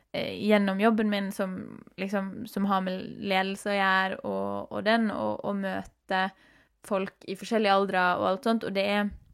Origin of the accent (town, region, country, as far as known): Norway